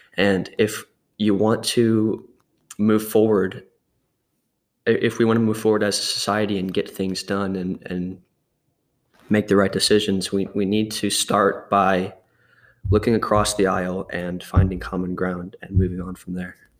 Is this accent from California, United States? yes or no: no; Murfreesboro, Tennessee, United States; also born or lived in Louisiana; I was born here in Tennessee, in Murfreesboro, and when I was three years old, my parents and I moved to Louisiana um, for about six or seven years. And then we moved back here when I was nine or 10